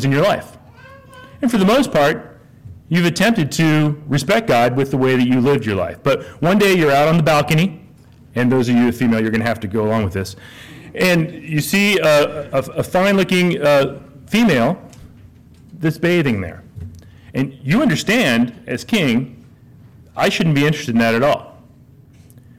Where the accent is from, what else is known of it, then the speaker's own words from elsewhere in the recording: Lawrence, United States; now in La Verne, United States; I grew up in Lawrence